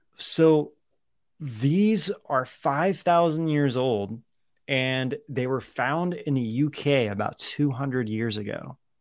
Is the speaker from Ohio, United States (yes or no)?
yes; Ohio, United States; growing up in Ohio